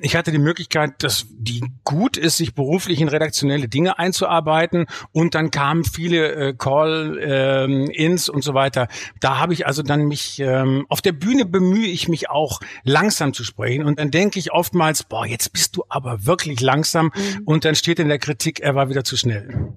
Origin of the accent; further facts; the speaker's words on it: Bielefeld, North Rhine-Westphalia, Germany; ich komme aus Bielefeld